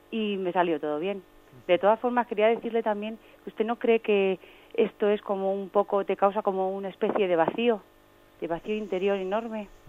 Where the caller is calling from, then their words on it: Madrid, Community of Madrid, Spain; aquí de Madrid.